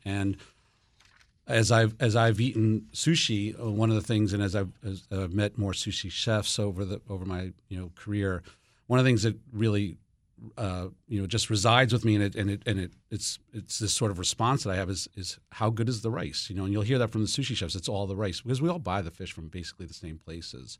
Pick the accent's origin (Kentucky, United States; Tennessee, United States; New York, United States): New York, United States; moved away; also born or lived in New Jersey; I was born in New York and my, my parents lived in New Jersey.